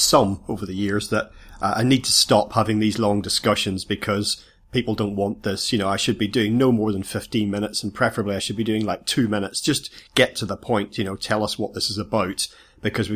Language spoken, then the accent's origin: English; Ireland; I come from Ireland